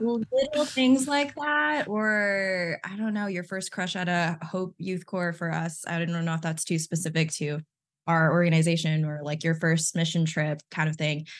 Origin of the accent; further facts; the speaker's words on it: Texas, United States; also born or lived in Philippines; I was born in the Philippines, actually, to two full-time ministers at the time. Um, and then when I was about seven, we moved to Texas